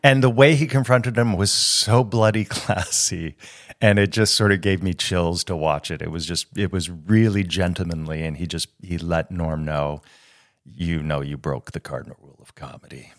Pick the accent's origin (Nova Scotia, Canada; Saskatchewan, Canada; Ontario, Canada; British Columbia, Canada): Ontario, Canada; Toronto; moved away as an adult; also born or lived in United States; now in France; I get homesick for Toronto if I haven't been back in about a year. But I, to my core, I believe that I'm Canadian.